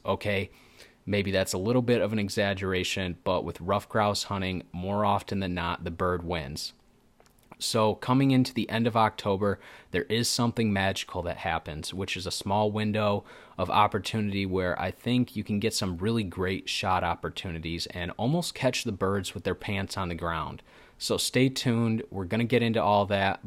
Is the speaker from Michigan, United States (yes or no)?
yes; Michigan, United States; I am from Michigan.